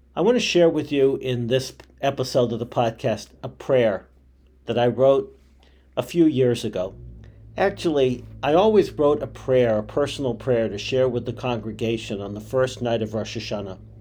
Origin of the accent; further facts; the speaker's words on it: Boston, Massachusetts, United States; Growing up in Boston and with cousins in Manhattan, I had spent my entire life in New England and New York